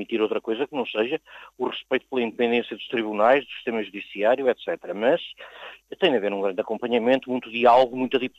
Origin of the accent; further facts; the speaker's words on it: Portugal; now in Luxembourg; trabalho aqui na SES já há quatro aninhos. Sou portuguesa mesmo de origem e eh, sou filha de pais imigrantes e já estou aqui no Luxemburgo desde 1973.